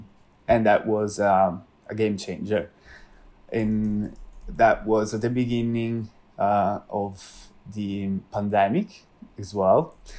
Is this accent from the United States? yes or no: no; Italy; English is a second language; moved away as an adult; now in London, United Kingdom; But when I had the possibility to start an internship here in London, so I moved from Italy to London.